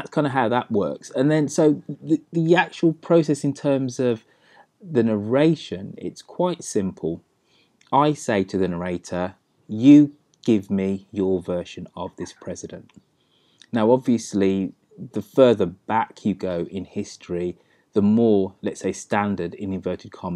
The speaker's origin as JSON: {"language": "English", "region": "England", "country": "United Kingdom", "said": "I'm of Jamaican parentage, but I'm very much somebody who's English and British"}